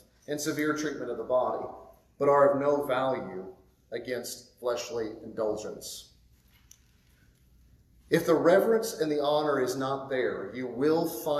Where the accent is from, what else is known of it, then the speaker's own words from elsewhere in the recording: Midwest, United States; moved away; in the Midwest, my parents' generation, most of them were in factories